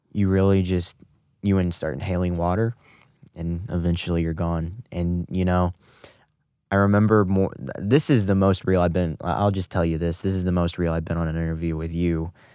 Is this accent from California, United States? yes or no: no; St. Charles, Missouri, United States; also born or lived in Guatemala; I was adopted by Brian and Joy Smith, who have now resided in Saint Charles, Missouri for the past eighteen years, ever since they got me.